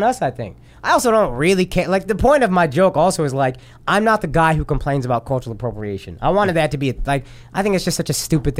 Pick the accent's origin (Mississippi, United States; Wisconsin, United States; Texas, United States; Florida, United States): Texas, United States; Dallas; I grew up in Dallas, 100%. So it's Southern people.